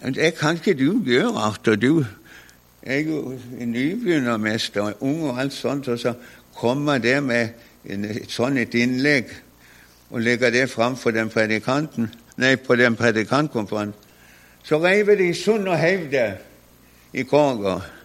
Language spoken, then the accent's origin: Norwegian; Konsmo, Agder, Norway; hadde min bror som også var hjemme på Konsmo